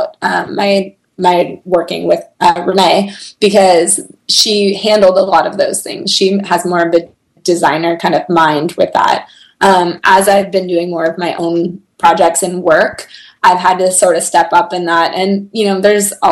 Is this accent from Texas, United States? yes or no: no; Bay Area, California, United States; moved away; also born or lived in Chicago; We grew up together. I was her youth leader in a church growing up, and I remember coming back to my hometown